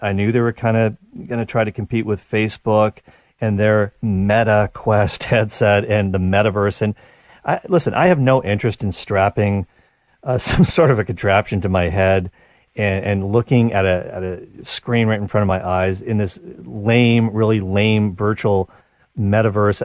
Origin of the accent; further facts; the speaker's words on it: Canada; as a Canadian